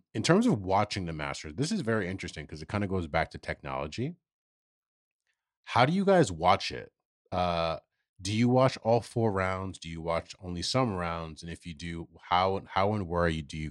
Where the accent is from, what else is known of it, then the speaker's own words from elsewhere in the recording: New York, United States; living in New York